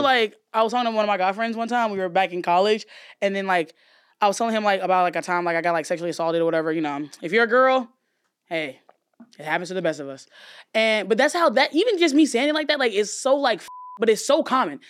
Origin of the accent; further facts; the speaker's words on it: Alabama, United States; moved away; I grew up in Alabama